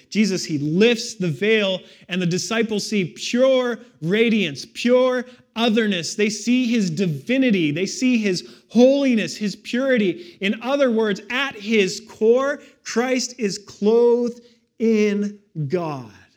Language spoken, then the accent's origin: English; Victoria, British Columbia, Canada; I grew up in Victoria, right on the edge of Mount Douglas.